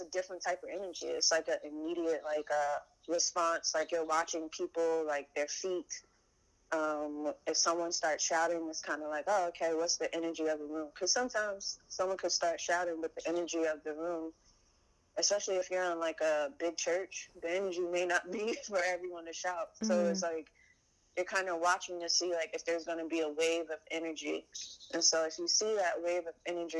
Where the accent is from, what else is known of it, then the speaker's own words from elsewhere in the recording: New York City, New York, United States; I'm from East New York, Brooklyn